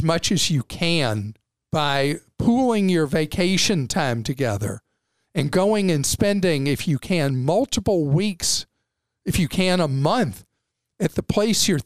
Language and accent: English; United States; as an American, obviously I invest in my home country